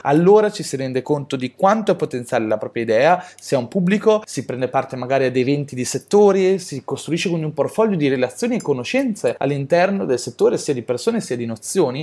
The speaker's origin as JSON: {"language": "Italian", "country": "Italy", "said": "siamo italiani"}